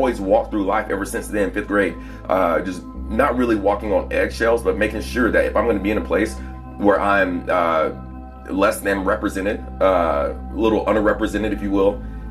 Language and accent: English; Plano, Texas, United States; born or raised there; also born or lived in Texarkana, Texas / Dallas, Texas